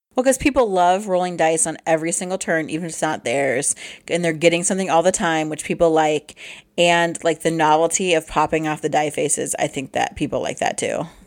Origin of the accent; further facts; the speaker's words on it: Midwest, United States; we're from the Midwest